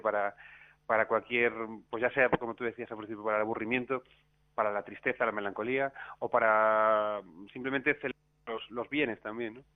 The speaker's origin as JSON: {"language": "Spanish", "town": "A Coruña", "region": "Galicia", "country": "Spain", "tie": "born or raised there", "also_born_or_lived": "Buenos Aires, Argentina", "moved": "yes", "lives_now": "Madrid, Spain", "said": "Coruña, mi ciudad natal"}